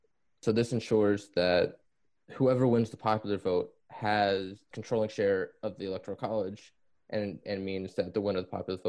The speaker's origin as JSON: {"language": "English", "region": "Florida", "country": "United States", "tie": "born or raised there", "said": "growing up in Florida gives you a completely different relationship with politics than pretty much anywhere else in the country."}